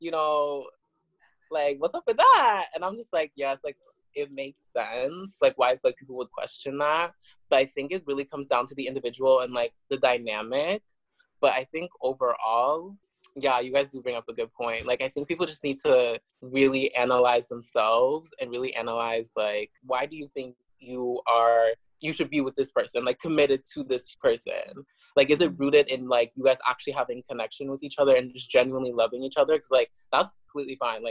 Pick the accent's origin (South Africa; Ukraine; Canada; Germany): South Africa; I was born in South Africa